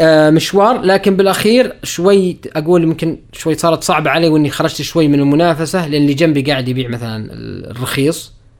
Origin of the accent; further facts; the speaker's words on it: Saudi Arabia; also born or lived in Riyadh; اني انا سعودي